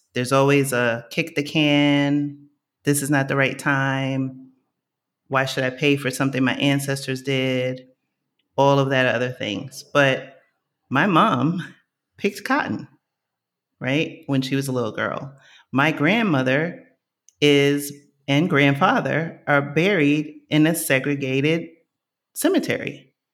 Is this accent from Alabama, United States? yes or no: no; New York City, New York, United States; moved away as an adult; also born or lived in New Jersey; now in Lisbon, Portugal; I grew up in Co-op City in the Bronx, I knew my neighbors.